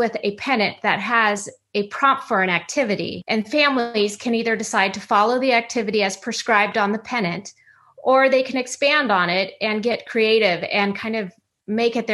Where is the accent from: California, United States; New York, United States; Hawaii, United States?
California, United States; San Clemente; also born or lived in East Coast / Los Angeles suburb, California; I lived in and grew up in a beachside community called San Clemente.